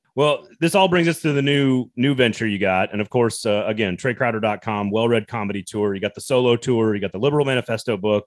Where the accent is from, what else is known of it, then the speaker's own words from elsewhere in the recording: the American South, United States; as a Southerner